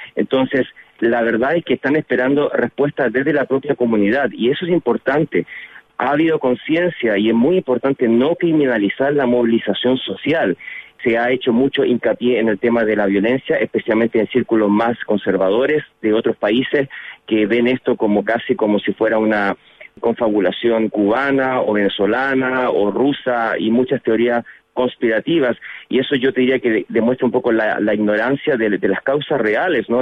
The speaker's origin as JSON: {"language": "Spanish", "country": "Chile", "moved": "yes", "lives_now": "Washington, United States", "said": "como chilenos"}